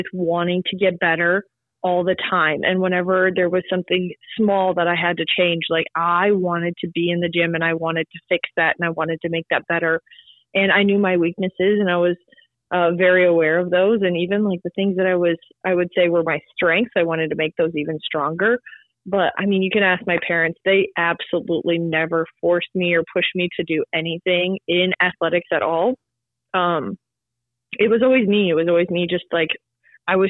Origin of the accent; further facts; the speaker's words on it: South Dakota, United States; I'm from South Dakota